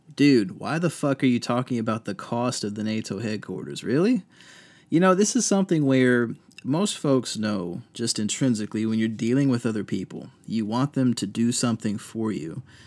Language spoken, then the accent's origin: English; Virginia Beach, Virginia, United States; also born or lived in Fredericksburg, Virginia; now in Durham, United States; I grew up in Virginia Beach.